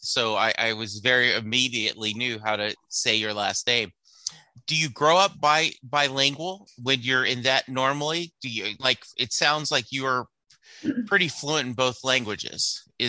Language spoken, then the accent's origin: English; Louisiana, United States; You know, I grew up in Louisiana